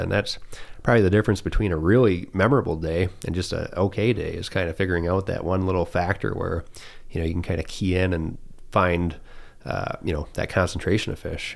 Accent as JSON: {"language": "English", "area": "St. Marys River", "region": "Michigan", "country": "United States", "tie": "born or raised there", "said": "we grew up in the Saint Mary's River"}